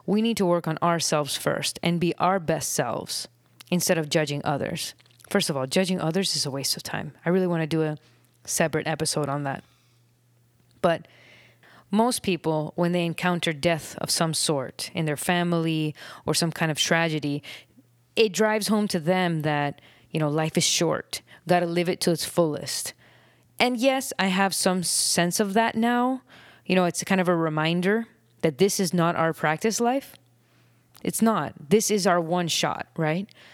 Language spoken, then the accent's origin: English; Miami, Florida, United States; now in Nicaragua; I grew up in Miami